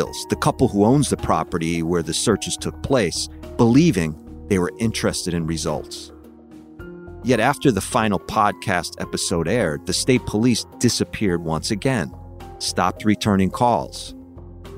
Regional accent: Connecticut, United States; born or raised there

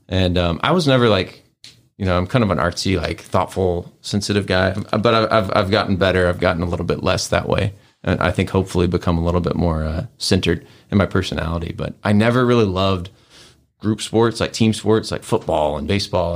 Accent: Tulsa, Oklahoma, United States; moved away as an adult; now in Memphis, United States; I was born here, but I grew up in Oklahoma

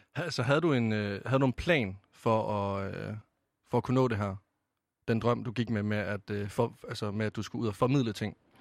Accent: Varde, Southern Denmark, Denmark; moved away as an adult; nu kommer jeg fra Vestjylland af i Varde. Altså, jeg flyttede jo helt øst på.

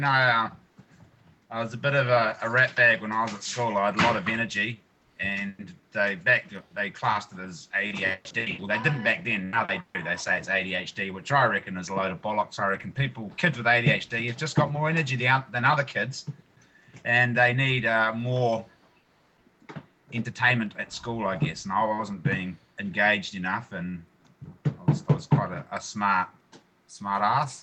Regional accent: New Zealand; I grew up on the North Island of New Zealand, on the East Coast, in the concrete jungle, so to speak.

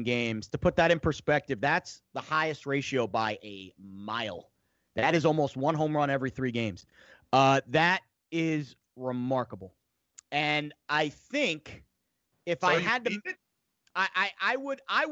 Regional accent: Northern Virginia, United States; I grew up in the Northern Virginia area

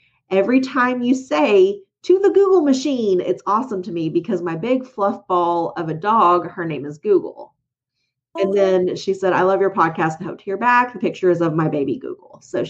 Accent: Atwater, Minnesota, United States; Three, my family is part of the history of my hometown of Atwater, Minnesota. My family owned a small grocery store for 42 years.

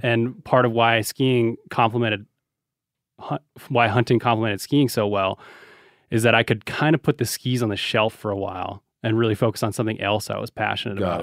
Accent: Reno, Nevada, United States; we're from Reno

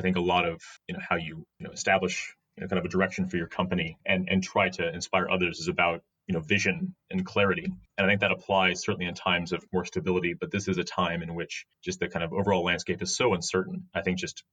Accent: United States; now in United Kingdom; As American

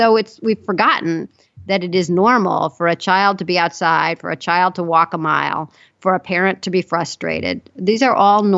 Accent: Chicago, Illinois, United States; I grew up in Chicago

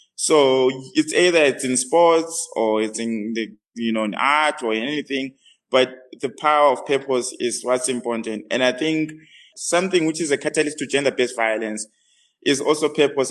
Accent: Bulawayo, Zimbabwe; moved away as an adult; now in Johannesburg, South Africa; I was born in Bulawayo, Matabeleland.

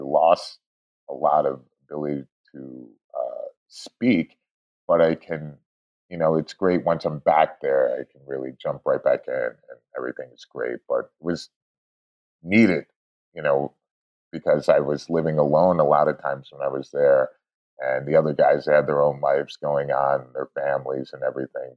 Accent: Shaker Heights, Ohio, United States; also born or lived in Sao Paulo, Brazil; now in Los Angeles, United States; I was born and raised there uh, in a suburb uh, called Shaker Heights

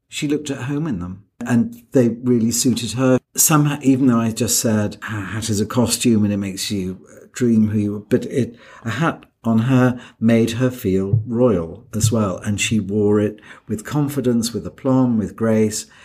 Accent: United Kingdom; I'm British

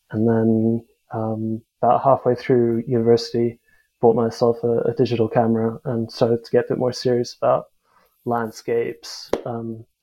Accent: South Africa; also born or lived in United States / Singapore; now in United Kingdom; Uh, I'm South African, but I've sort of lived a bit all over the place. Um, I was born in the States actually. Um, grew up a bit in, in the UK, uh, back home in South Africa, and then a few years over in Singapore actually.

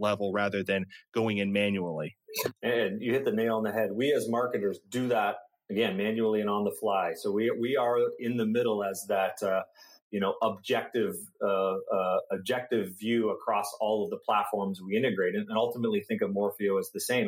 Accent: Canada; I'm Canadian

